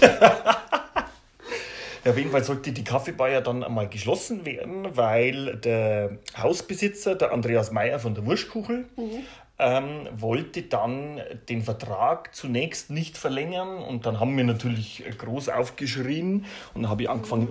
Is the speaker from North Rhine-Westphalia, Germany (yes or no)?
no; Regensburg, Bavaria, Germany; aus Regensburg